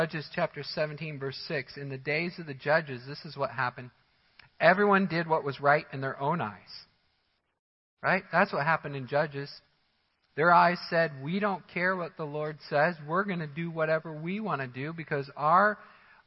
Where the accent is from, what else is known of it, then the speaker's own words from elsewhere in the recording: Missouri, United States; moved away; I come from the Missouri area